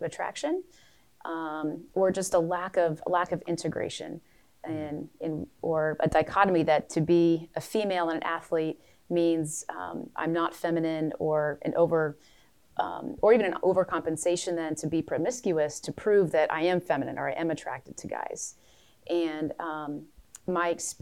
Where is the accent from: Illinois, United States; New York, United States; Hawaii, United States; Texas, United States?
Illinois, United States; Champaign; I grew up outside of Champaign, Urbana